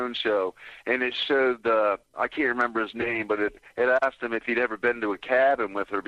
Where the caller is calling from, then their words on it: Nova Scotia, Canada; I'm calling from Nova Scotia, Canada.